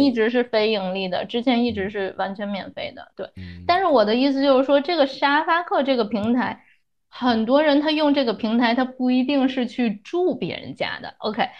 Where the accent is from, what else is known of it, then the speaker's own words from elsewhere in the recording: Beijing, China; moved away as an adult; now in Chicago, United States; 因为我是北京人